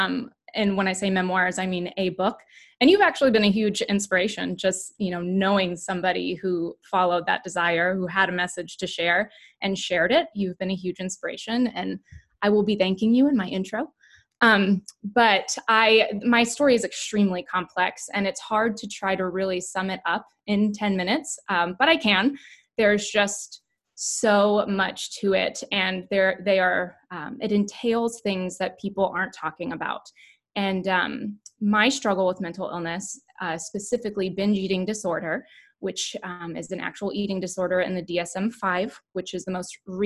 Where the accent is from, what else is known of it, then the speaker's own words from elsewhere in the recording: the Bible Belt, United States; we were raised in the Bible Belt